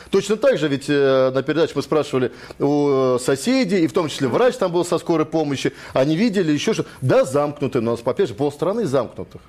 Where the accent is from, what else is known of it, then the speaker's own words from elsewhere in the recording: Moscow, Russia; я родился в Москве, я жил, живу здесь все это время.